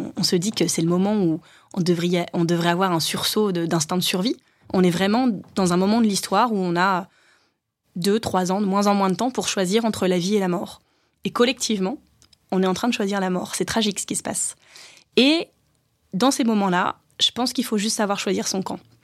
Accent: Hénin-Beaumont, Hauts-de-France, France; born or raised there

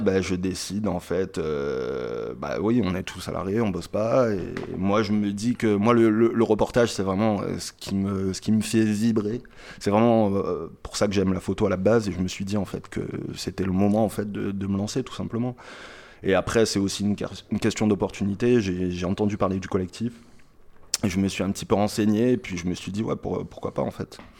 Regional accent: Marseille, Provence-Alpes-Côte d'Azur, France; je suis de Marseille

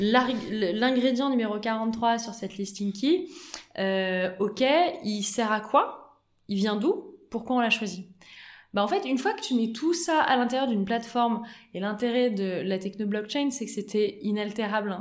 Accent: Auvergne-Rhône-Alpes, France; moved away; also born or lived in United States; on est natifs d'Auvergne

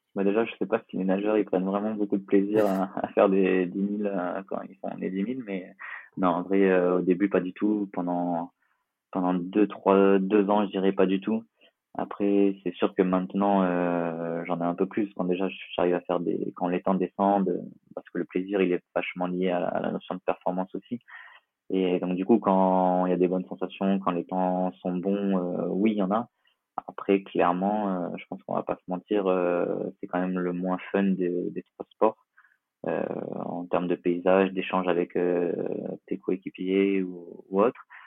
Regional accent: Nice, Provence-Alpes-Côte d'Azur, France; je suis niçois et, et, on est pas mal attaché à Nice euh, en tant que niçois

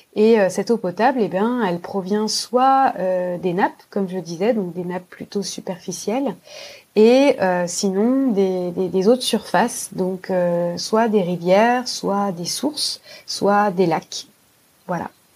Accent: France; chez nous en France

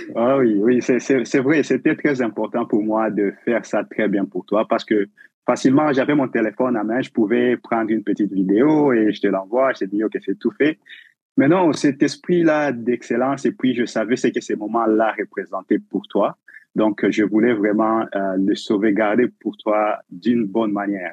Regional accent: DR Congo; moved away as an adult; also born or lived in Uganda; now in Winnipeg, Canada; Je suis originairement du Congo, la République démocratique du Congo, en Afrique

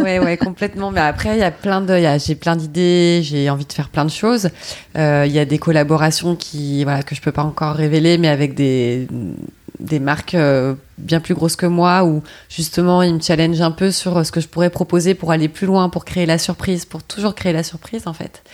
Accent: Paris, Île-de-France, France; je suis parisienne

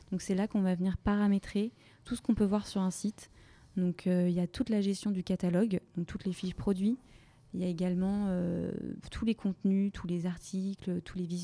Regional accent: Brittany, France; now in Paris, France; j'ai 27 ans, je suis originaire de Bretagne et euh, je vis et je travaille à Paris depuis euh, quasiment trois ans.

